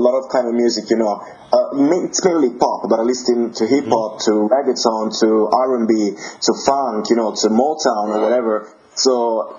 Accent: Naples, Campania, Italy; English is a second language; now in England; I'm from Italy. I'm from Naples, which is just in the south of Italy.

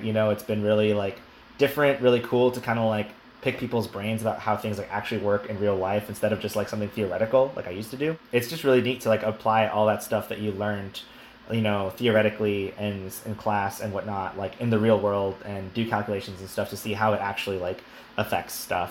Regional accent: El Paso, Texas, United States; moved away as an adult; also born or lived in St. Louis; I'm from El Paso, Texas. As I mentioned previously, uh, so I am from the desert

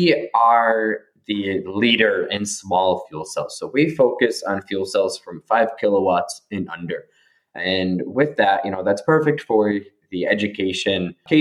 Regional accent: Buffalo, New York, United States; also born or lived in California; now in Prague, Czech Republic; I'm based in Prague, but originally I'm from Buffalo, New York.

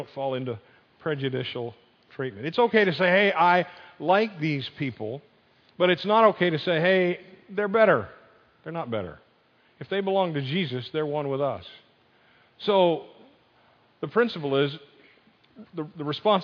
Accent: Northeast, United States; moved away; I grew up in the Northeast. I've converted. I'm not a Yankee anymore

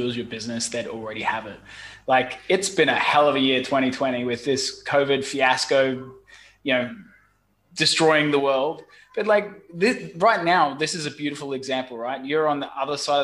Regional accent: Brisbane, Queensland, Australia; moved away as an adult; also born or lived in London / Saigon, Vietnam; now in Ho Chi Minh City, Vietnam; I'm originally from Brisbane, Australia, and I studied software engineering.

